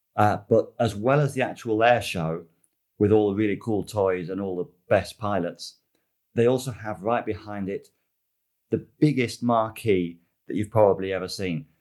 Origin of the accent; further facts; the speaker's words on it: United Kingdom; moved away; I am British, I've never driven in the UK